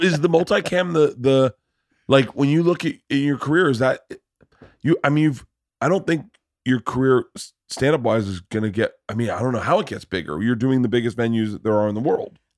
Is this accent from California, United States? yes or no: no; Tampa, Florida, United States; I grew up in Tampa